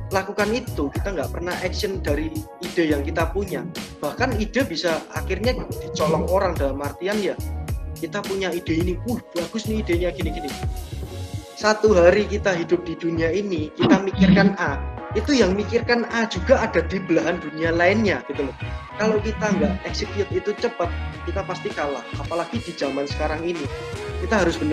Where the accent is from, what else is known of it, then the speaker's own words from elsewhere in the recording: Solo, Central Java, Indonesia; now in Surabaya, Indonesia; Jadi sebelum saya merantau di Surabaya, saya ini asli Solo.